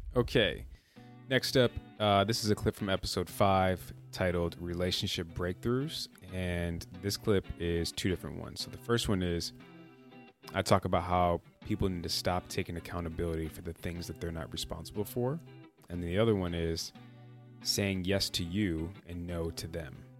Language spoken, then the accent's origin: English; Midwest, United States; I'm from the Midwest